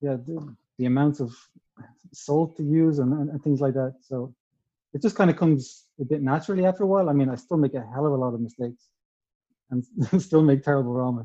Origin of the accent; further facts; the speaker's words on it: Dublin, Leinster, Ireland; moved away as an adult; now in Ålesund, Norway; I'm actually originally from Dublin.